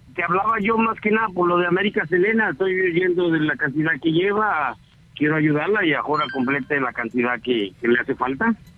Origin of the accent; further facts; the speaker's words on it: Jalapa, Guatemala; Soy, de Jalapa, soy nacido en Jalapa.